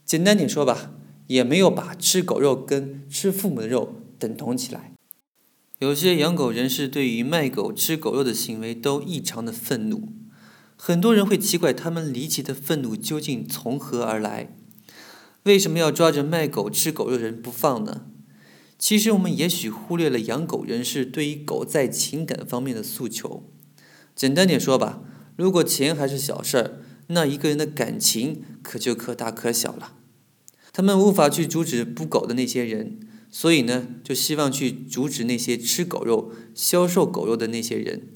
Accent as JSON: {"language": "Chinese", "region": "southern China", "country": "China", "tie": "born or raised there", "also_born_or_lived": "Beijing", "said": "我们家乡有史以来南方几乎最寒冷的一年"}